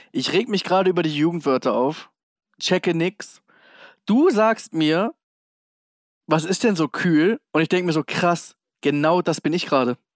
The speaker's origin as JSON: {"language": "German", "region": "Hamburg", "country": "Germany", "tie": "born there", "said": "dieses H-A-M-B-U-R-G, ich wurde 77 geboren im UKE."}